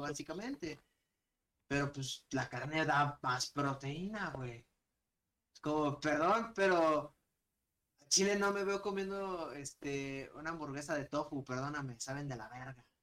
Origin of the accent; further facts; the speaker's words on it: Mexico City, Mexico; nosotros de aquí de How Major More Latinoamérica, todos somos de la Ciudad de México